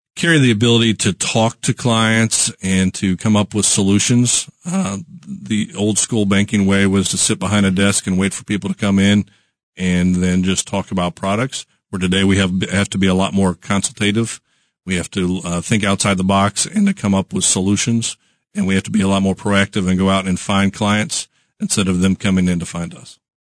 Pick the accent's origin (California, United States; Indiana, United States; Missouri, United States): Missouri, United States; Kansas City; I'm born and raised in Kansas City